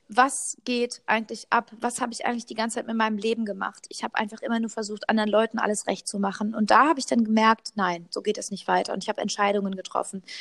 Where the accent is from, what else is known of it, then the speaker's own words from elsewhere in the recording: Cologne, North Rhine-Westphalia, Germany; Ja, ich komme aus Köln. Ist jetzt nicht so die Stadt, wo man, sage ich mal, sagt, das ist the place to be.